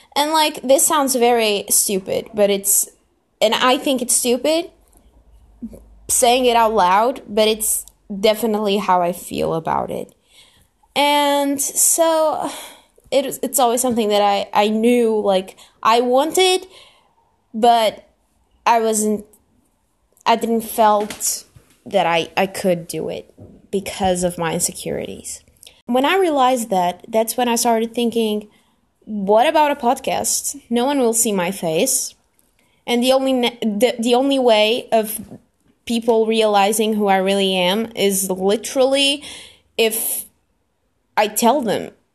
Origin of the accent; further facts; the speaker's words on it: Lisbon, Portugal; I am Portuguese. Yeah, I'm from Lisbon, which is the capital